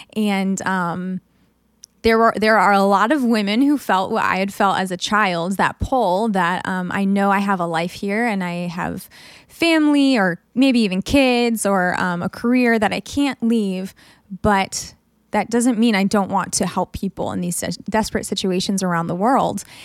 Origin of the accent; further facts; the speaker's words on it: United States; as a woman growing up in America